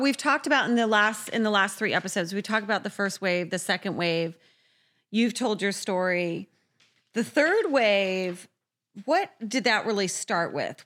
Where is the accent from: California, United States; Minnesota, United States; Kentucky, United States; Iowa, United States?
California, United States; San Diego; I grew up in San Diego